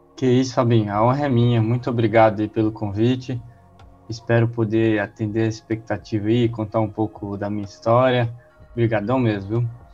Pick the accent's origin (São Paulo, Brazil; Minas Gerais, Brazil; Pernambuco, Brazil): Minas Gerais, Brazil; Montes Claros; also born or lived in Divinópolis; Eu sou de Montes Claros, eu, eu morei lá até meus 13 anos.